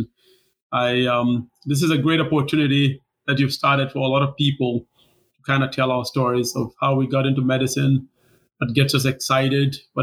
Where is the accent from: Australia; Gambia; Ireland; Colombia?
Gambia; moved away as an adult; also born or lived in Tacoma, Washington / Seattle, Washington / Wisconsin; now in Milwaukee, United States; I was born and raised there